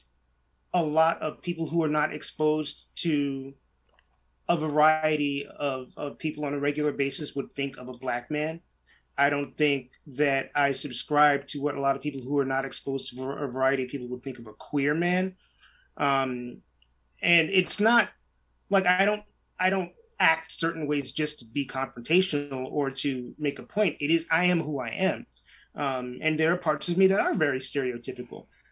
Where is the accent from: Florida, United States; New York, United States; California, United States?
New York, United States; New York City; I grew up in New York City in the 1980s and in early 90s